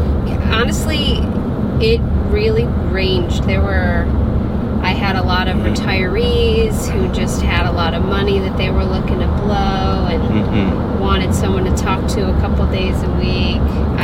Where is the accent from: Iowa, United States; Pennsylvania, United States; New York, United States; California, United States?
New York, United States; Buffalo; Buffalo, New York.